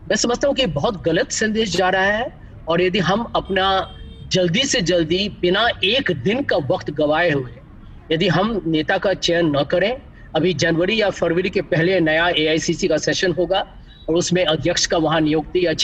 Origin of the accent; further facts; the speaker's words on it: Bihar, India; मैं बिहारी हूँ बिहार के मेरे फादर थे प्रोफेसर इकोनॉमिक्स के